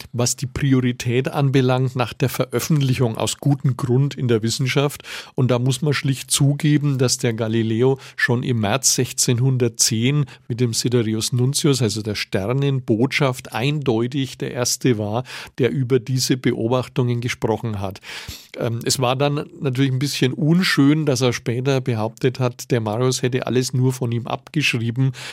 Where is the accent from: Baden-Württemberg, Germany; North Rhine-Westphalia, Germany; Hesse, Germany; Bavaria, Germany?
Bavaria, Germany; Nuremberg; als Nürnberger